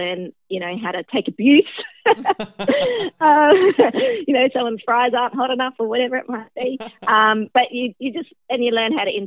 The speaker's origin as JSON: {"language": "English", "town": "Adelaide", "region": "South Australia", "country": "Australia", "tie": "born or raised there", "said": "I was born in Adelaide in South Australia"}